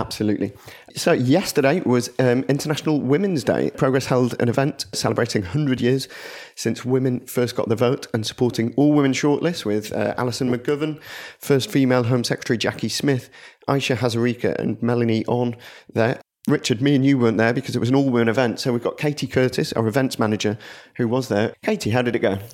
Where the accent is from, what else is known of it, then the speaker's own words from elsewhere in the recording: Blackburn, North West England, United Kingdom; my hometown Blackburn